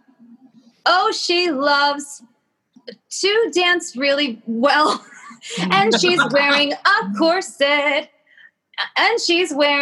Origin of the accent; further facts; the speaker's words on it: Kansas City, Missouri, United States; moved away as an adult; also born or lived in Michigan; now in New York, United States; I'm from Kansas City